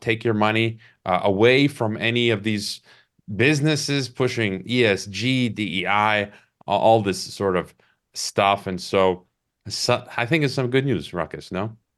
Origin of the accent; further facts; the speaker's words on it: Chicago, Illinois, United States; I was born in Chicago. So I'm from Chicago and, and largely grew up, uh, in and around Chicago